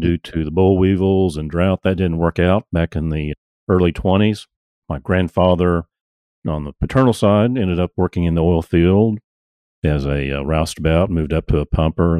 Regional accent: Tulsa, Oklahoma, United States; I grew up in Tulsa

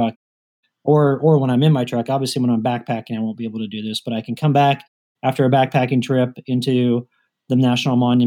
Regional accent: Kansas, United States; moved away; if I'm coming from Kansas where I grew up

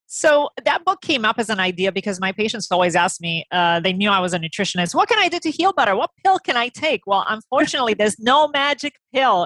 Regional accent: Romania; moved away; I grew up in Romania

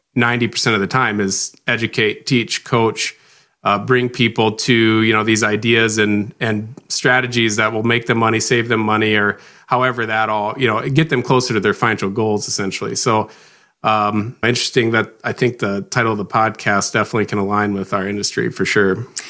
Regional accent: Rock Rapids, Iowa, United States; moved away as an adult; now in Sioux Falls, United States; I grew up right here in Rock Rapids, Iowa

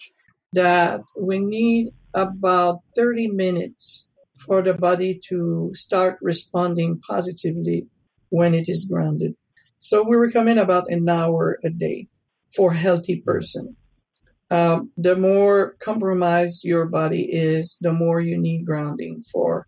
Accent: Canada; moved away; I come originally from Canada, so I know about cold weather

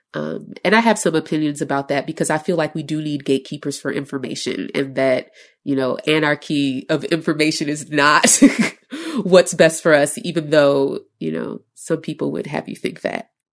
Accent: Chicago, Illinois, United States; I'm from Chicago

